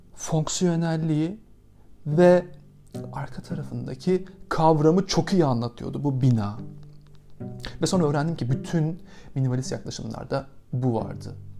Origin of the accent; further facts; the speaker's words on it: Aydın, Turkey; now in Istanbul, Turkey; ben Ege'nin basit ve mütevazi taşrası Aydın'da doğdum.